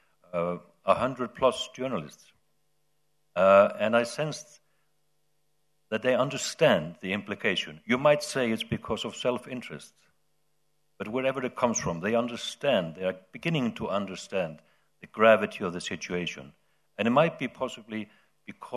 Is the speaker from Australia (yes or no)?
no; Iceland; my home country, Iceland